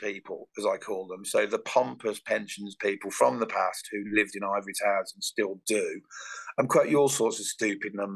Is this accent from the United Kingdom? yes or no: yes; Birmingham, West Midlands, United Kingdom; I'm a Brummie